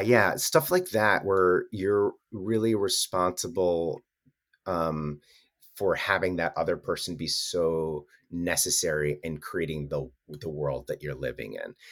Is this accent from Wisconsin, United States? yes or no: yes; Wisconsin, United States; moved away; I'm from Wisconsin